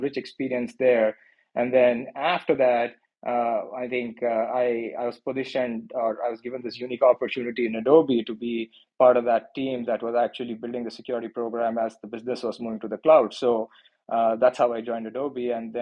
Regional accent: Mangalore, Karnataka, India; moved away as an adult; now in Silicon Valley, United States; I was born and raised in a small town, a coastal beach town called Mangalore, which is around 200 miles south of Bangalore

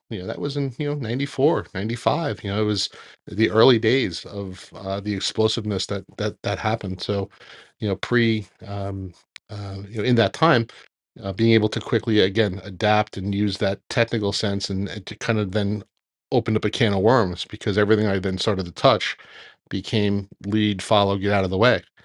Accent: Long Island, New York, United States; moved away as an adult; now in New Jersey, United States; where I grew up in Long Island.

